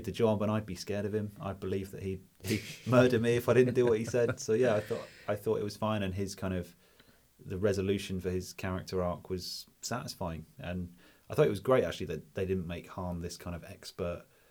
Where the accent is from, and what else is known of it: United Kingdom